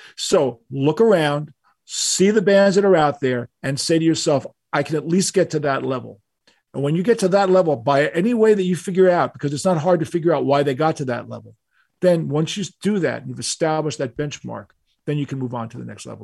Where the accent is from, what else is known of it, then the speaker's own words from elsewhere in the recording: New York City, New York, United States; we're from New York. You know, all, all of us were born in New York City. I was born in Manhattan